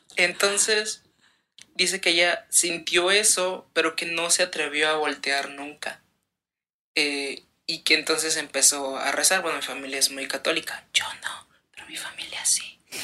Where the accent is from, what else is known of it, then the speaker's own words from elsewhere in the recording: Veracruz, Mexico; nosotros somos de Veracruz